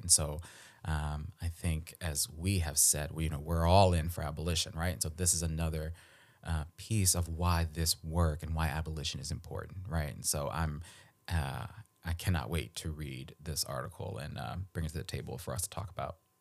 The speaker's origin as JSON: {"language": "English", "town": "Baltimore", "region": "Maryland", "country": "United States", "tie": "born or raised there", "moved": "yes", "said": "I grew up in Baltimore"}